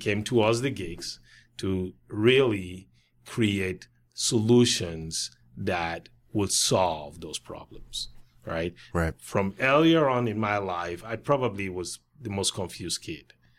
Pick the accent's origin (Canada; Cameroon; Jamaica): Cameroon; moved away as an adult; also born or lived in Wisconsin; I grew up through high school in Cameroon